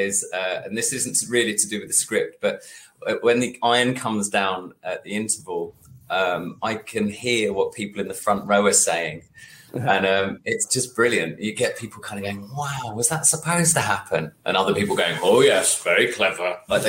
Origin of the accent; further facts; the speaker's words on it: Welwyn Garden City, East of England, United Kingdom; also born or lived in Stoke / Bristol; now in London, United Kingdom; originally I'm from Welling Garden City. Like nobody knows where that is.